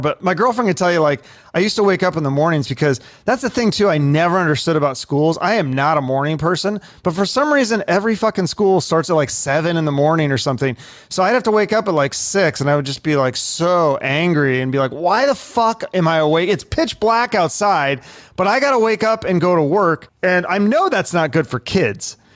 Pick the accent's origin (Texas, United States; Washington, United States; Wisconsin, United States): Washington, United States; Issaquah; also born or lived in Seattle; we moved to a little town called Issaquah. So it's like a suburb